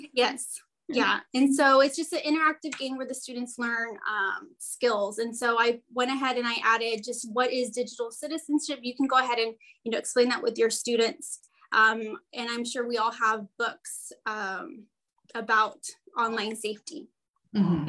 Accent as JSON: {"language": "English", "town": "Brownsville", "region": "Texas", "country": "United States", "said": "I am from Brownsville, Texas, and I am a middle school librarian."}